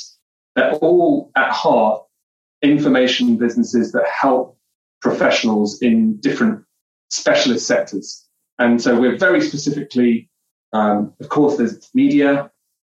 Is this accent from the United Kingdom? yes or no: yes; London, United Kingdom; also born or lived in Seattle; now in Toronto, Canada; Southeast London where I grew up.